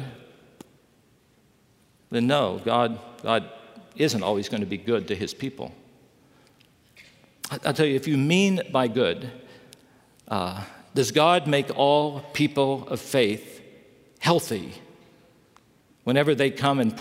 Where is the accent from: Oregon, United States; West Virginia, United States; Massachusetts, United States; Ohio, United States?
West Virginia, United States; also born or lived in Chicago; now in Southern California, United States; I grew up in West Virginia